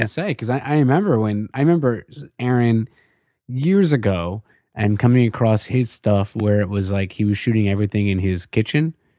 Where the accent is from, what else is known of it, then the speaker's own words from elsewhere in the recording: Baltimore, Maryland, United States; from Baltimore